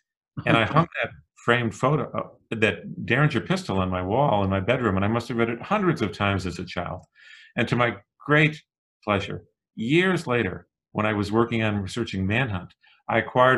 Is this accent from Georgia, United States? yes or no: no; Illinois, United States; I was born on February 12th, Abraham Lincoln's birthday. And even better, I was born in Illinois.